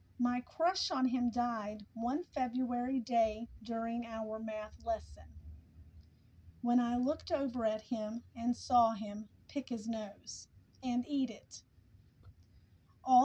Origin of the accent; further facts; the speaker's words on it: the South, United States; I'm from the South. In the South, appearance is everything